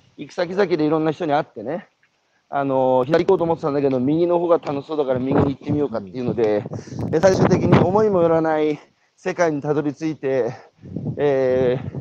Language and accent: Japanese; Hanamaki, Iwate, Japan; 僕は岩手の花巻出身ですけど